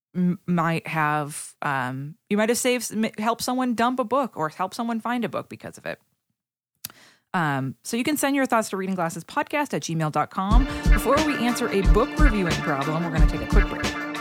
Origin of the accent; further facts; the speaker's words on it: Haverhill, Massachusetts, United States; I grew up in Haverhill, Massachusetts